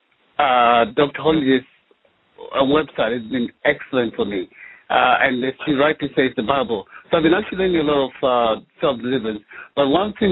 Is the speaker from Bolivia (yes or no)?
no; Zimbabwe; now in England; I'm originally from Zimbabwe.